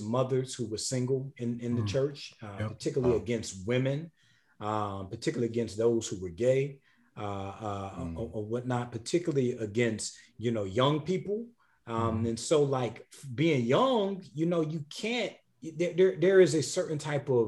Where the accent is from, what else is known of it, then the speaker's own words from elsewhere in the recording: South Carolina, United States; now in Atlanta, United States; the place that I grew up in, the state of South Carolina, called our area the Corridor of Shame